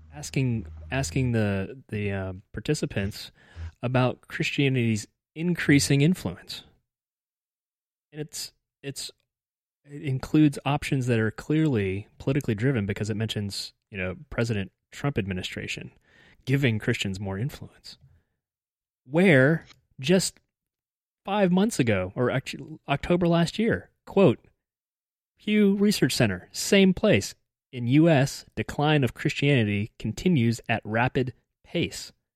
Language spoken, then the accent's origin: English; United States; as an American